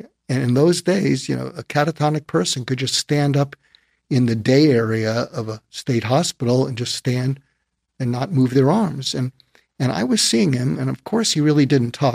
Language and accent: English; Boston, Massachusetts, United States; moved away as an adult; also born or lived in Berkeley, California / Topeka, Kansas; I grew up in Boston